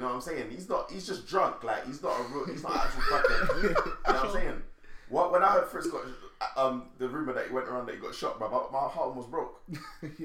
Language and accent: English; Jamaica; now in United Kingdom; As a Jamaican, yeah, we are very aware that we're Jamaican, but we are very aware that we are African as well.